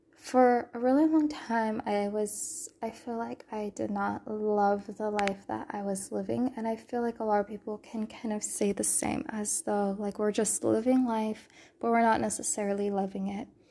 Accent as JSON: {"language": "English", "region": "California", "country": "United States", "tie": "born or raised there", "moved": "yes", "said": "I'm a born and raised Californian"}